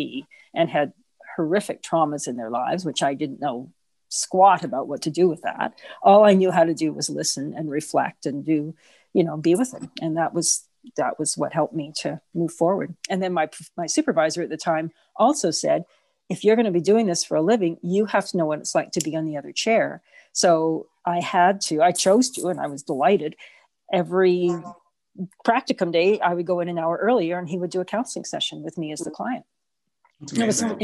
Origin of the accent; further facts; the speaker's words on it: Canada; also born or lived in Edmonton, Canada; I grew up in Mayfair